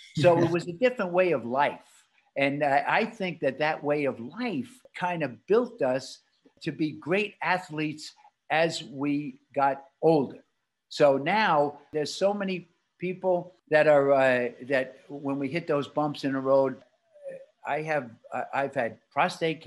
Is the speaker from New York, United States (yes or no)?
yes; New York City, New York, United States; my wife and I were born in Brooklyn